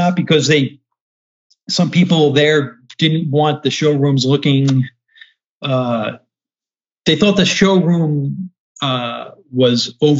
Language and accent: English; New Jersey, United States; moved away as an adult; now in North Carolina, United States; being out in North Carolina after growing up in Jersey is a bit of a culture shock for me